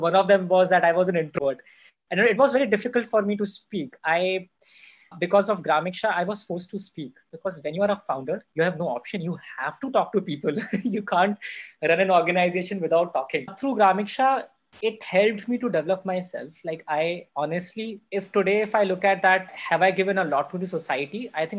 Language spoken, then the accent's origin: English; North India, India; growing up in North India, it's a mindset that if people are doing engineering, they should do either computer science or electronics or electrical engineering.